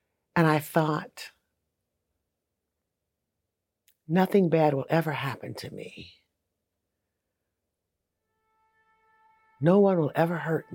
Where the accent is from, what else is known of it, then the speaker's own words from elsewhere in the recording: Saginaw, Michigan, United States; I grew up in Saginaw, Michigan